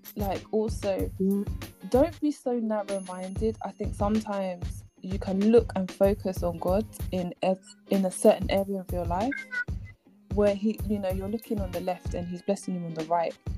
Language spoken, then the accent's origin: English; Ghana; moved away; I'm Ghanaian and I'm going back to Ghana eventually